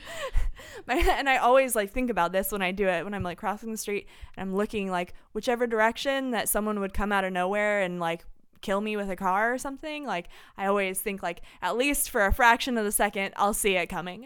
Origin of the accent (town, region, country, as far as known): Terre Haute, Indiana, United States; born or raised there